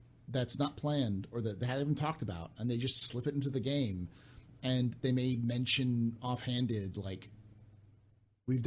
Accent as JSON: {"language": "English", "area": "San Francisco Bay Area", "region": "California", "country": "United States", "tie": "born or raised there", "said": "I grew up in the San Francisco Bay Area."}